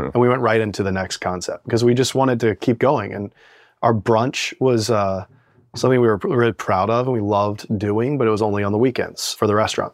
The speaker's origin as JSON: {"language": "English", "region": "Virginia", "country": "United States", "moved": "yes", "lives_now": "Brooklyn, United States", "said": "I'm from Virginia."}